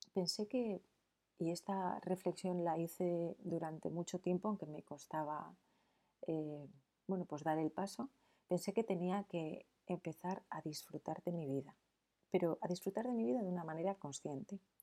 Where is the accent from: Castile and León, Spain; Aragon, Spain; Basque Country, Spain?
Basque Country, Spain; San Sebastián; en San Sebastián, que es de donde yo soy